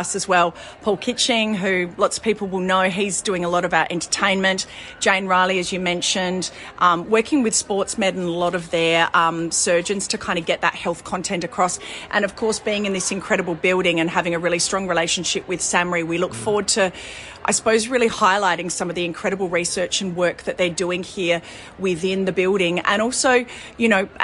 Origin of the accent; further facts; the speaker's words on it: South Australia, Australia; being South Australian